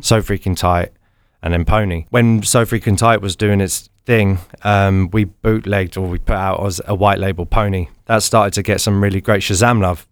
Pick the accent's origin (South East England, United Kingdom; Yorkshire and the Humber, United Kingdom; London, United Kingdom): London, United Kingdom; So we're both from London